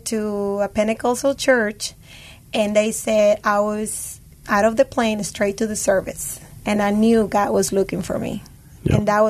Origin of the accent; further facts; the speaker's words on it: Peru; moved away; Actually, Peru was happy. Peru was still my happy place to go. Life was perfect over there. The reason why we moved